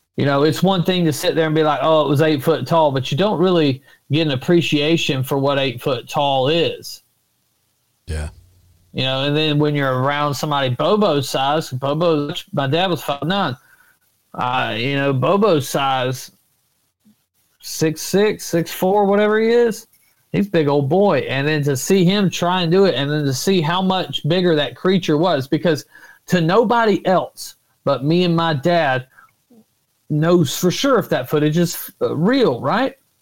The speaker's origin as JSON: {"language": "English", "region": "Florida", "country": "United States", "tie": "born or raised there", "said": "in my home state is nobody ever thought about really Bigfoot in Florida"}